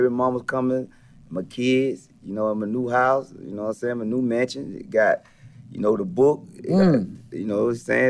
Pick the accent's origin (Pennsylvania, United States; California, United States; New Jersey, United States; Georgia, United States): Georgia, United States; Millen; also born or lived in Marietta, Georgia; growing up in a small town, Millen, Georgia